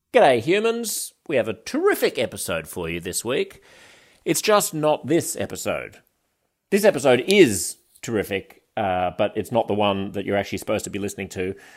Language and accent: English; Australia; our future communally as Australian citizens